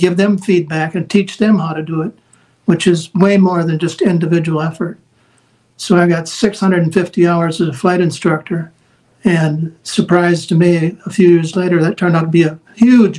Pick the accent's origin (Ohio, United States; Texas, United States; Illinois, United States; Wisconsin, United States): Wisconsin, United States; moved away; my home state of Wisconsin